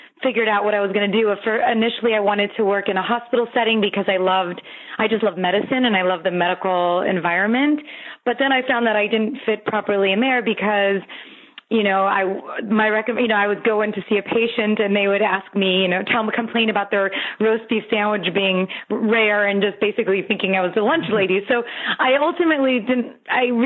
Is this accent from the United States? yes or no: yes; Los Angeles, California, United States; I grew up in Los Angeles. I've always been in Los Angeles